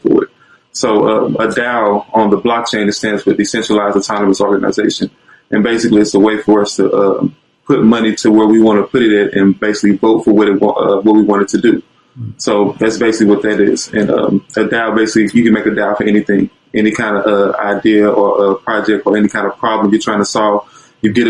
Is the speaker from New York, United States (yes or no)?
no; East St. Louis, Illinois, United States; I'm from East St. Louis, specifically